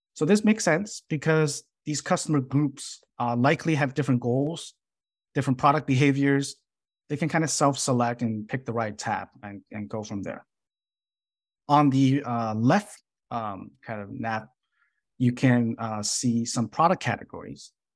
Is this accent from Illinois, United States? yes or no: yes; Chicago, Illinois, United States; moved away as an adult; now in San Jose, United States; I grew up in Chicago based on the schools that I attend